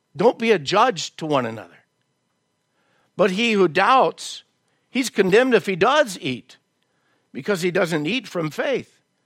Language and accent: English; the South, United States; moved away; I was raised in the South.